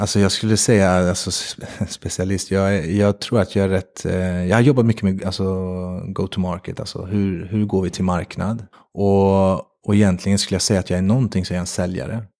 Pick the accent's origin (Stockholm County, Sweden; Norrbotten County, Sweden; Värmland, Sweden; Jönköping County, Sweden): Värmland, Sweden; Jag kommer från Värmland